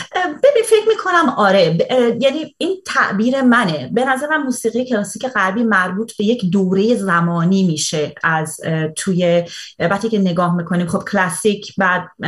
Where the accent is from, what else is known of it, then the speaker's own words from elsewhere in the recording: Iran; now in Canada; خارج از ایران زندگی میکنم ولی اون موقع که داخل ایران زندگی میکردم